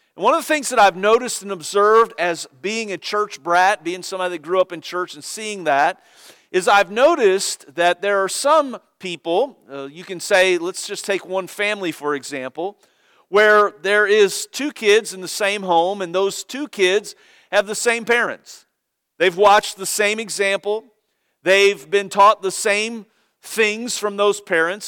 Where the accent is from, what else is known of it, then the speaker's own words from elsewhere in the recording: Cincinnati, Ohio, United States; moved away; I was born in Cincinnati and grew up there